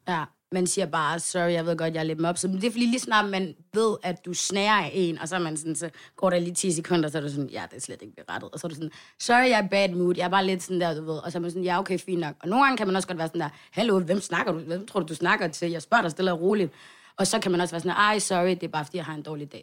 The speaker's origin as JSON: {"language": "Danish", "town": "Svendstrup", "region": "North Denmark Region", "country": "Denmark", "said": "lille by, vi bor i, Svendstrup"}